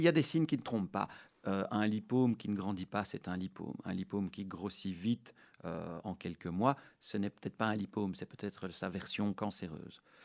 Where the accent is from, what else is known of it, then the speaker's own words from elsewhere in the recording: Brussels, Brussels-Capital Region, Belgium; je suis né en 1976 à Bruxelles de parents qui sont russes